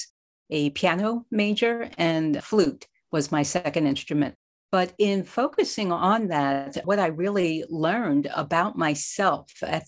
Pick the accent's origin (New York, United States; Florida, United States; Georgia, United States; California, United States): New York, United States; New York City; I grew up in a working class neighborhood with a loving mom and dad and a working class family in Queens, New York, in Jamaica, St. Albans.